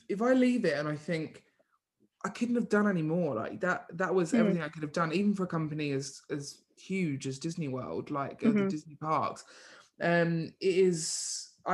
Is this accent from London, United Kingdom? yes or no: no; Essex, East of England, United Kingdom; I'm from Essex.